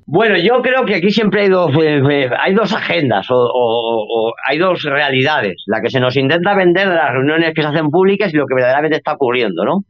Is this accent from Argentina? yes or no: no; Spain; En el caso de España, por ejemplo, donde, de donde yo soy